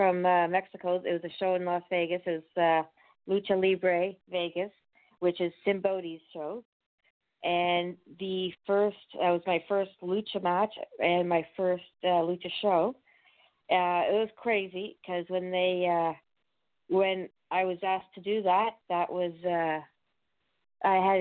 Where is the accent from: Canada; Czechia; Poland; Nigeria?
Canada; also born or lived in the Maritimes; I'm Canadian. I'm based out of the Maritimes